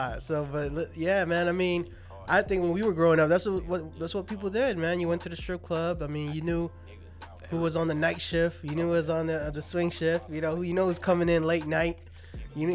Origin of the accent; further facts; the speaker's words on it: Las Vegas, Nevada, United States; we're from Vegas. We've been here for a long time. We grew up here.